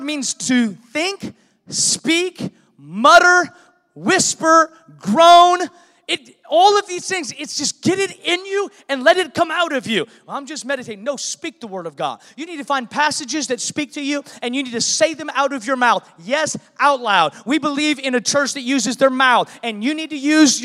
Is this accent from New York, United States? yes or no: no; Seattle, Washington, United States; moved away; I was born in Seattle